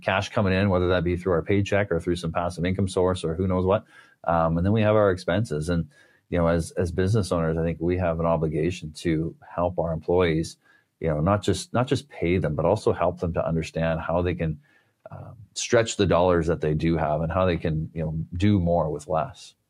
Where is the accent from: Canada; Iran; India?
Canada; being Canadian here